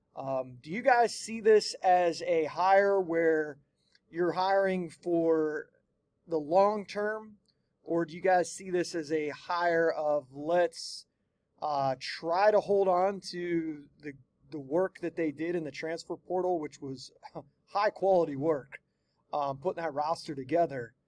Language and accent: English; United States; where I grew up, right there on that Ohio West Virginia border